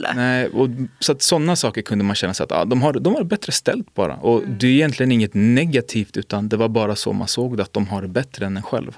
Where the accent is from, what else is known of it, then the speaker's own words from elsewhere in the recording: Botkyrka, Stockholm County, Sweden; jag är från Botkyrka.